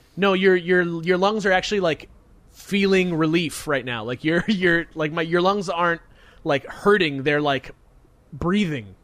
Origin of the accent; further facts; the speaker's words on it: Hawthorne, California, United States; that's exactly where we're from. Is right there, Hawthorne.